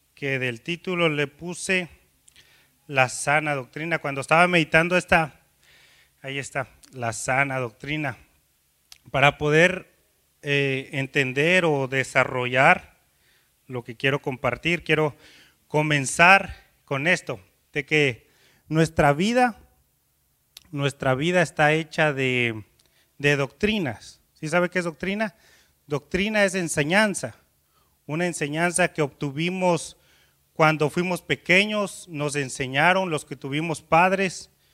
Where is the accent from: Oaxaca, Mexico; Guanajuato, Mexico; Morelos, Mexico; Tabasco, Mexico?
Oaxaca, Mexico; Miahuatlán; moved away; yo por ejemplo soy de ahí, de un pueblito, ahí eh, se llama Miahuatlán